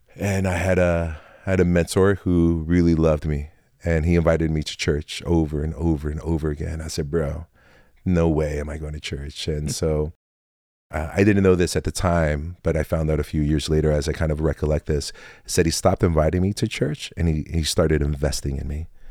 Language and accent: English; Tacoma, Washington, United States; also born or lived in Fort Lewis, Washington; now in Olympia, United States; I was born and raised in Tacoma, Washington